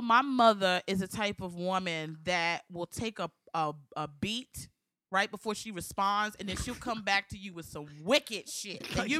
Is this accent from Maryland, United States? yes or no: yes; Maryland, United States; moved away; I'm from Maryland.